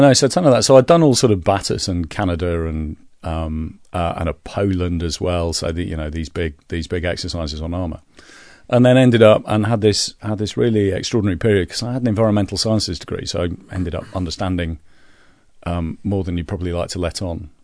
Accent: Leeds, Yorkshire and the Humber, United Kingdom; I'm from Leeds

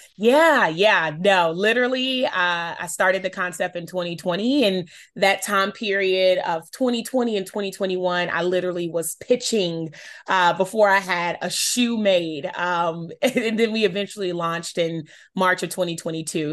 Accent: Charlotte, North Carolina, United States; I'm born and raised in Charlotte, North Carolina. Um, that is my hometown.

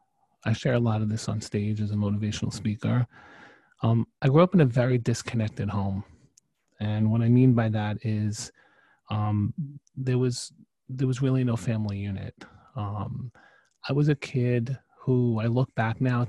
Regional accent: New York City, New York, United States; also born or lived in Staten Island, New York / Canada (mother's ancestry); I grew up in Brooklyn, New York

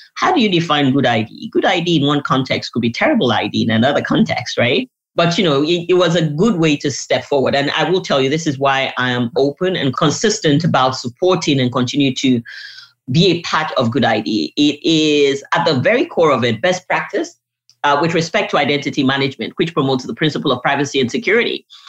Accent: Nigeria; I'm a Nigerian by birth

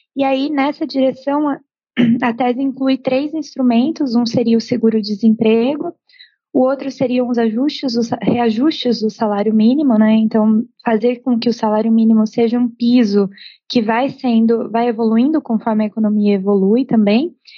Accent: Brazil; como brasileira

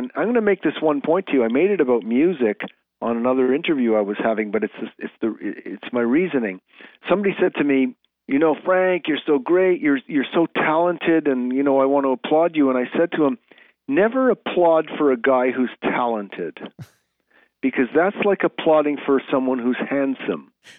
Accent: Canada; You know, I'm a Canadian player, so I don't believe in dipsy doodle and all this fancy stuff.

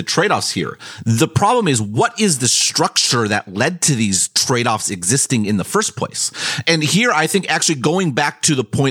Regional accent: United States; as an American

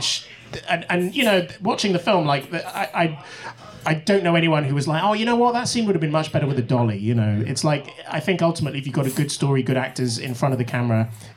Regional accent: Wales, United Kingdom; I grew up in Wales

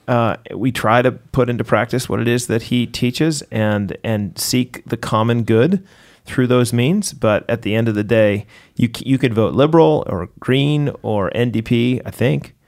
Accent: United States; moved away as an adult; as an American

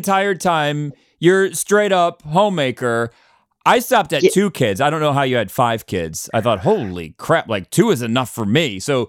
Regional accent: Cleveland, Ohio, United States; moved away; a lot of people don't realize I was born in Cleveland.

